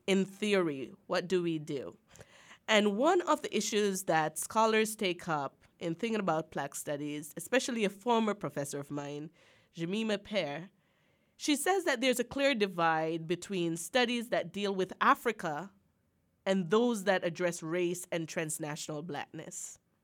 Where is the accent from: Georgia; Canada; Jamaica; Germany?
Jamaica; now in Arkansas, United States; I think of myself as an Akan, as a Jamaican